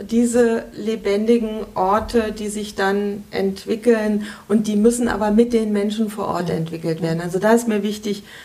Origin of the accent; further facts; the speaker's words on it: Kassel, Hesse, Germany; Aber Kassel ist meine Heimat, ja.